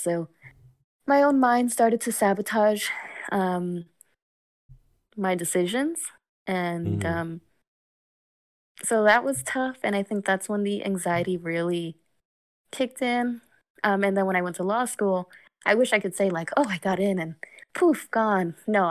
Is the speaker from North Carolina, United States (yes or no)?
no; New York, United States; Like, I'm from New York, first of all. Like, that, I think, speaks for itself. Like, I'm a very New Yorker.